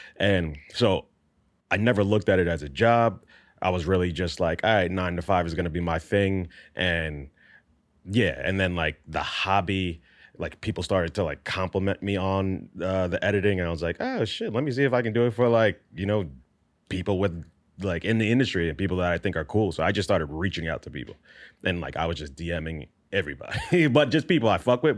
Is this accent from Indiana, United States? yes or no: no; New York, United States; I grew up in New York in not the best neighborhood